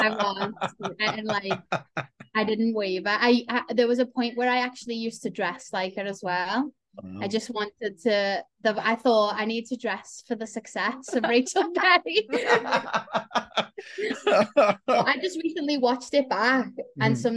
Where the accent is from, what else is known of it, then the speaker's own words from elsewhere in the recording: Liverpool, North West England, United Kingdom; now in London, United Kingdom; I'm also from Liverpool, but now I live in London as well